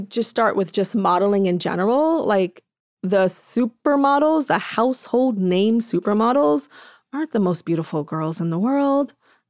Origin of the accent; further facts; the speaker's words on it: Inglewood, California, United States; I'm from Inglewood and LA, black girl. And so naturally my accent came out